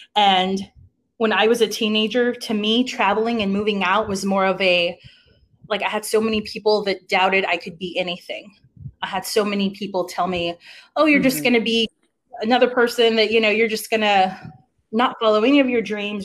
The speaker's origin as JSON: {"language": "English", "town": "Uvalde", "region": "Texas", "country": "United States", "tie": "born or raised there", "also_born_or_lived": "Atlanta, Georgia", "moved": "as an adult", "lives_now": "San Antonio, United States", "said": "I came from a really small town in Uvalde, Texas"}